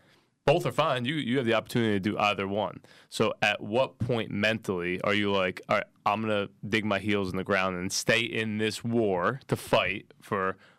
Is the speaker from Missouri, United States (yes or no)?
no; Los Angeles, California, United States; I'm from Crenshaw, so he would go back home, see his mother and his little brother, right?